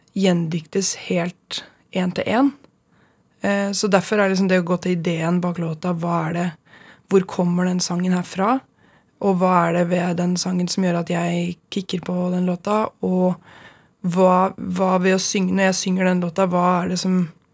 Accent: Stange, Innlandet, Norway; Stange, der jeg er fra sjøl. Eller fra der jeg gikk sjøl

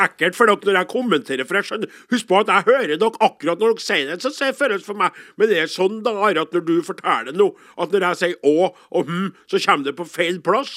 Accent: Namdalen, Trøndelag, Norway; jeg er fra Namdalslandet i Nord-Trøndelag

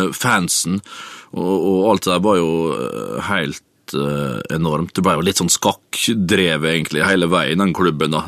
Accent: Vestnes, Møre og Romsdal, Norway; gutterommet hjemme på Vestnes

